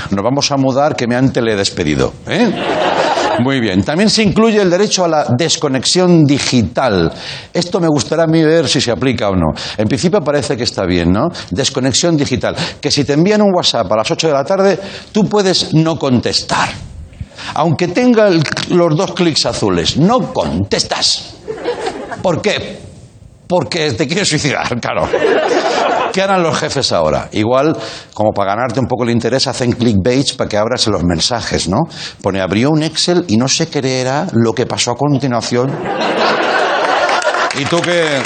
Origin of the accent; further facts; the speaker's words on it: Madrid, Community of Madrid, Spain; Joder, es que soy de Vallecas.